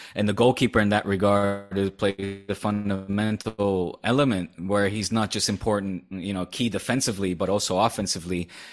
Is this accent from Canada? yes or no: no; Netherlands; accent: Dutch; now in Spain; I'm letting my Dutch accent come out